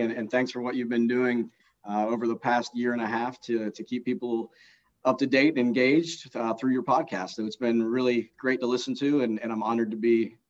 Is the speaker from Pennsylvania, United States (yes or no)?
yes; near Aliquippa, Western Pennsylvania, United States; So I grew up in Western Pennsylvania, a small little town, Probably the closest town that anybody would have heard of would be Aliquippa. I grew up next to Aliquippa